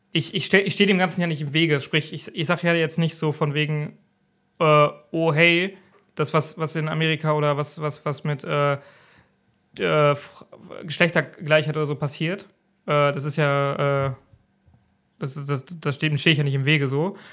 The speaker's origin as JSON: {"language": "German", "country": "Germany", "said": "bei uns in Deutschland"}